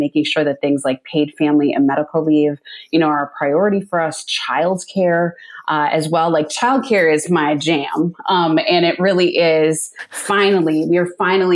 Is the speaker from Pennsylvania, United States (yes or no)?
no; St. Louis Park, Minnesota, United States; I grew up in the community of St. Louis Park